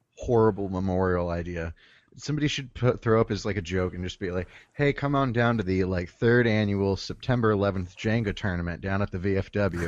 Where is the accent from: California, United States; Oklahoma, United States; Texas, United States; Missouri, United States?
Oklahoma, United States; I'm from Oklahoma, I'm used to bombing